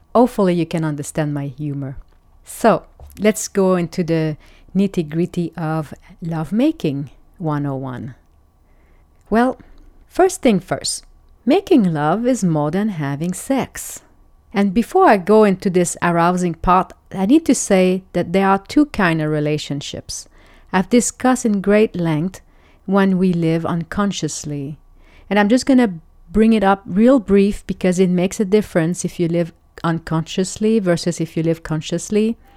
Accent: Quebec, Canada; I'm French Canadian

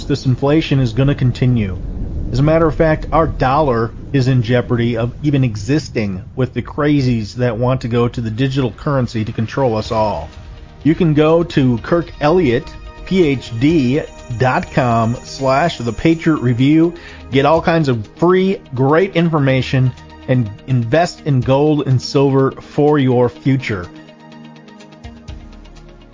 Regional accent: Wisconsin, United States; I was raised in a town of about 3,000 people, and that town had 7 churches

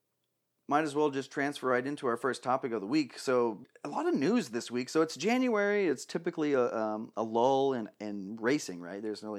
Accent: Phoenix, Arizona, United States; We're from Phoenix, you know, in Arizona.

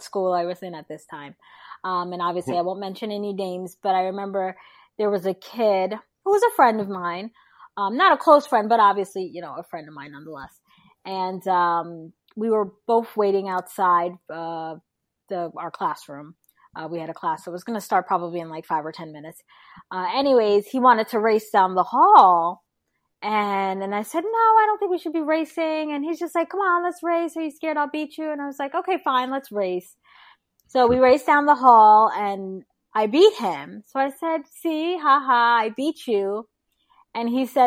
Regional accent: New York City, New York, United States; also born or lived in Brooklyn; I was born in Brooklyn. When we moved to Queens, I mean, we were called the N-word every neighborhood we arrived in by the kids

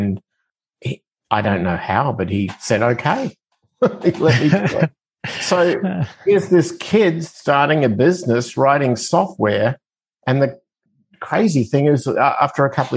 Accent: Adelaide, South Australia, Australia; accent: Australian; moved away as an adult; now in United States; I'm originally from Australia, as my accent tends to give it away, but I migrated to the United States when I was 25

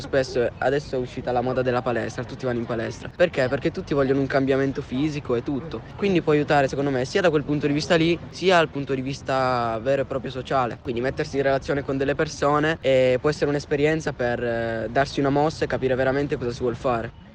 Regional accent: Rivalta di Torino, Piedmont, Italy; vengo da Rivalta

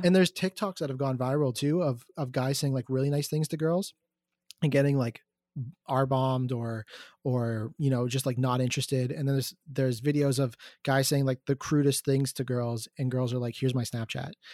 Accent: Markham, Ontario, Canada; I'm from Markham.

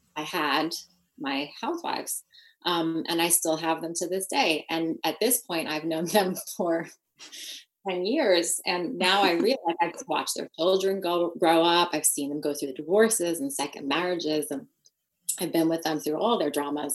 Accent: New York, United States; moved away as an adult; now in United Kingdom; That is my hometown

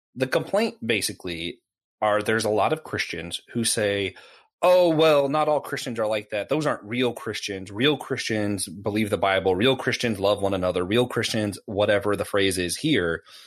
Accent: Tennessee, United States; moved away; also born or lived in the Carolinas; Growing up in Tennessee where they have real barbecue, the tomato-based stuff, and then ending up in the Carolinas

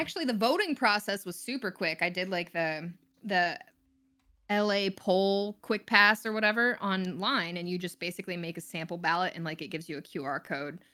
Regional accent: Texas, United States; also born or lived in Florida / Denver / San Francisco; now in Los Angeles, United States; I grew up in mostly Texas

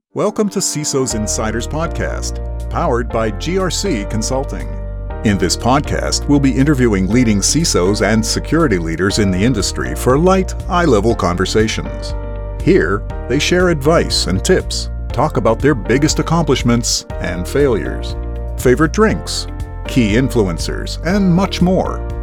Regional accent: Kentucky, United States; I'm actually from Kentucky

